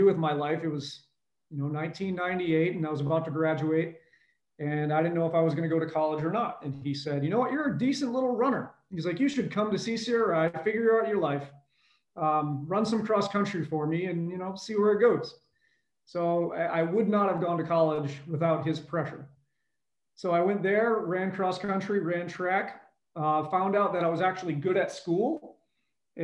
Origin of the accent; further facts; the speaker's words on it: Burrillville, Rhode Island, United States; where born and raised in Northern Rhode Island. And I grew up in a little small town called Pasco, Rhode Island, in Barreville